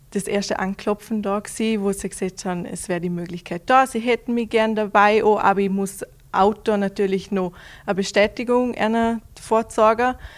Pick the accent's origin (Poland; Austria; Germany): Austria; Vorarlberg; für jeden mehr Mehrkämpfer vor allem ist das ein kleiner Kindheitstraum, aber vor, all, vor allem als Vorarlberger ist das, ja, mhm. unglaublich.